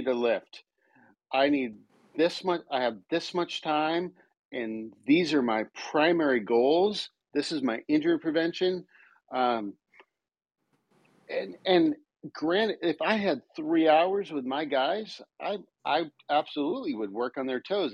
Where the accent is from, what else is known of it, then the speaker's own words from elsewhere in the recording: Lake George, New York, United States; moved away as an adult; also born or lived in Greeley, Colorado; I grew up in New York, in Lake George, New York